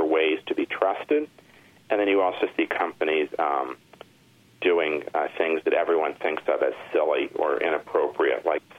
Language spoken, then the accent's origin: English; Michigan, United States; moved away; I grew up in Michigan for a good part of my life